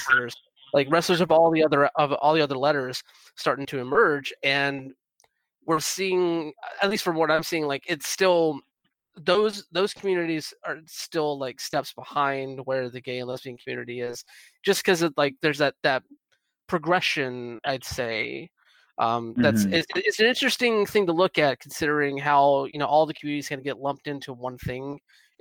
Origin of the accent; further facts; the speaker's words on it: Georgia, United States; moved away; also born or lived in Atlanta area; I'm originally like from Georgia, and I like spent a lot of time in the Atlanta area